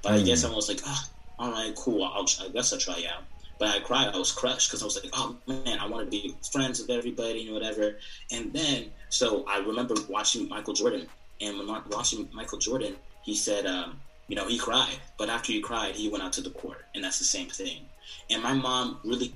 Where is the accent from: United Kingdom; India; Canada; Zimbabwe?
Zimbabwe; moved away; I'm not Nigerian, I'm Zimbabwean